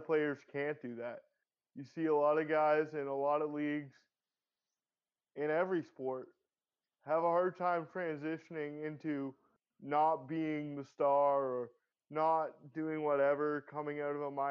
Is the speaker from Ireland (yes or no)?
no; Canada; as a Canadian